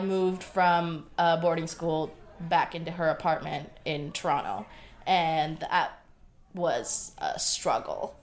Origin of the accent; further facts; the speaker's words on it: Bangladesh; I was born on October 30th, 1989, in Bangladesh